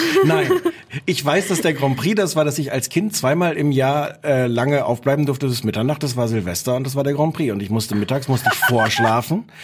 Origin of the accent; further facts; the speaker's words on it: Osnabrück, Lower Saxony, Germany; weil ich komme aus Osnabrück, da hört man dann den NDR